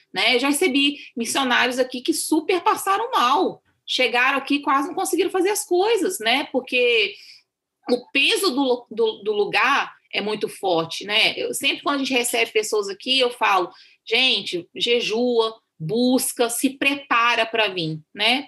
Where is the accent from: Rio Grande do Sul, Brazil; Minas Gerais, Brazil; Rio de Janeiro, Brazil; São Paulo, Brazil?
Minas Gerais, Brazil; also born or lived in Amazonas; now in India; eu sou mineira